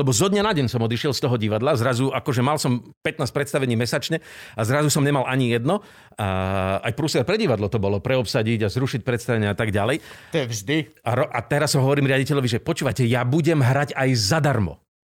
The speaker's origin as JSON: {"language": "Slovak", "town": "Prešov", "region": "Prešov Region", "country": "Slovakia", "also_born_or_lived": "Bratislava / Trnava / Žilina", "moved": "yes", "said": "ja som z Prešova, manželka z Moravy, a, nemáme tu starých rodičov."}